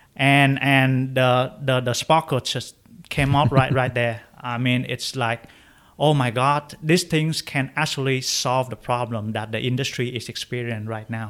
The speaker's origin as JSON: {"language": "English", "country": "Vietnam", "tie": "born or raised there", "moved": "as an adult", "lives_now": "United States", "said": "I grew up in Vietnam"}